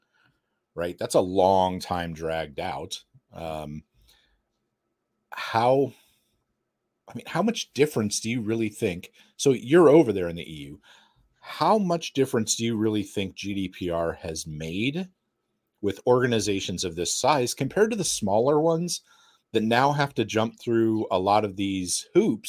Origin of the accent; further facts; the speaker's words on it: United States; as an American and a capitalist swine